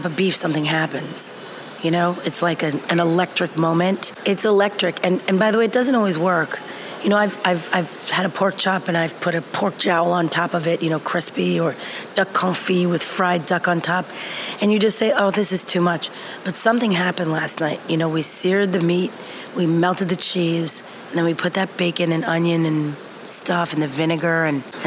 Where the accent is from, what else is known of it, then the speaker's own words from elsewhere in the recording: United States; moved away; also born or lived in France; being American in a French kitchen